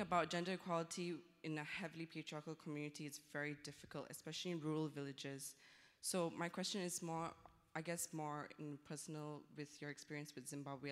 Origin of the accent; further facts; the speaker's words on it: Malaysia; moved away; I come from Malaysia, and I used to work with women's rights NGO there